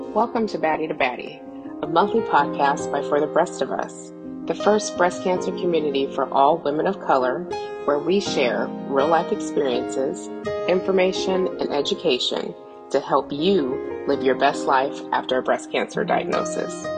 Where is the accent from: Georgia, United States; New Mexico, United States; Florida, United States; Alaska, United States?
New Mexico, United States; northern; I'm from New Mexico, tiny town up in northern New Mexico